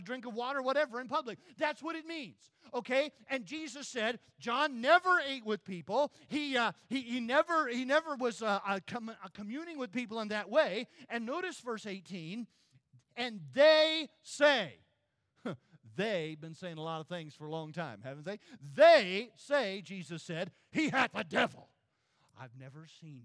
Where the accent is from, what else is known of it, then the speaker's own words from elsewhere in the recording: South Carolina, United States; When I was a boy growing up in South Carolina